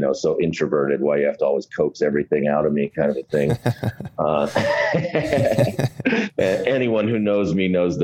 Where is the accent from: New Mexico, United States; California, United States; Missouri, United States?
New Mexico, United States; Gallup; I was born in Gallup, New Mexico. So that's a little tiny town that was basically founded around the railroad.